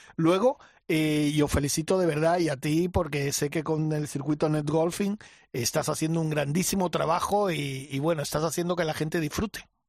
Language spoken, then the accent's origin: Spanish; Mallorca, Balearic Islands, Spain; moved away; mi tierra, a Mallorca.